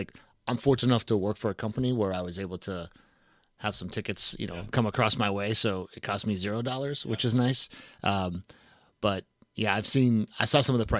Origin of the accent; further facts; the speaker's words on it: Boston, Massachusetts, United States; now in North Carolina, United States; I'm from Boston.